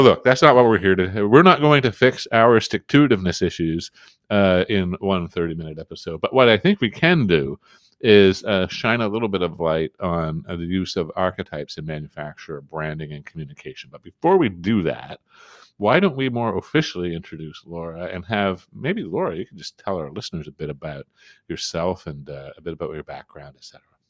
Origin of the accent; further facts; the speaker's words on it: Canada; being Canadian